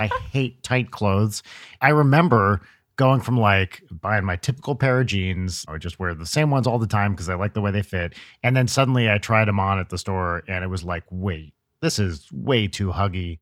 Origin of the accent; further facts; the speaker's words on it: New Jersey, United States; I'm from North Jersey